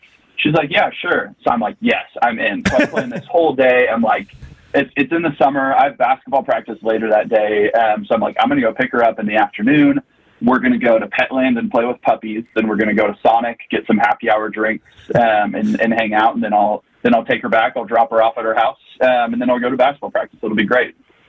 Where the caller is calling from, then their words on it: Dallas, Texas, United States; also born or lived in Kansas City; I'm calling from Dallas, Texas. Specifically, I'm currently in a phone booth at my office in Dallas, Texas.